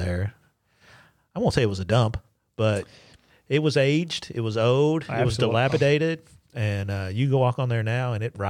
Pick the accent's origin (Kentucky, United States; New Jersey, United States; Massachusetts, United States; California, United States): Kentucky, United States; Louisville; Both of us born and raised in Louisville.